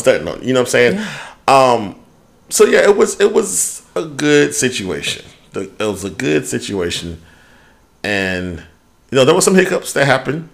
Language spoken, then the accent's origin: English; United States; I'm being American